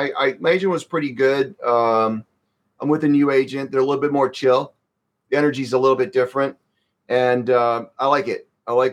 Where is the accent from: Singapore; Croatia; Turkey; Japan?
Croatia; I was born in Croatia.